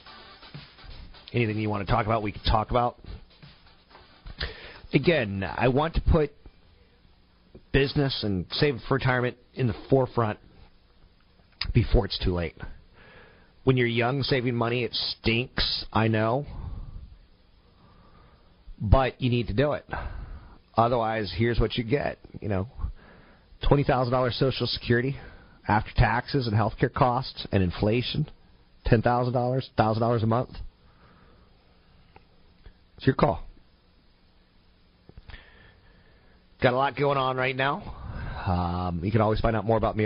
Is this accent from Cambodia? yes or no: no; California, United States; I'm Californian